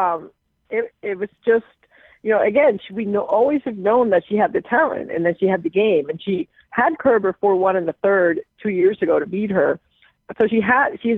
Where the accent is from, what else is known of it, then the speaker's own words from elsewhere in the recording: Puerto Rico; now in Connecticut, United States; I'm born and raised in Puerto Rico